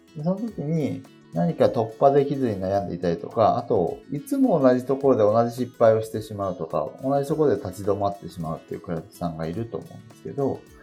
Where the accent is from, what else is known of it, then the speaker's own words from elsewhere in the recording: Japan; 日本に生まれて、今こうして平和に暮らせてること自体